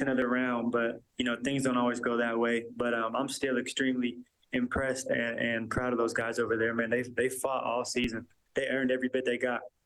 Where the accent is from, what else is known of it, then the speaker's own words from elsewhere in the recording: Seattle, Washington, United States; moved away as an adult; now in Edmonton, Canada; I was born and raised in Seattle